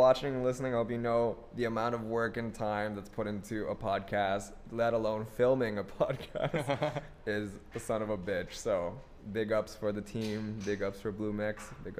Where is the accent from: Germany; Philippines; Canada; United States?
Philippines; But I'm Filipino, so like.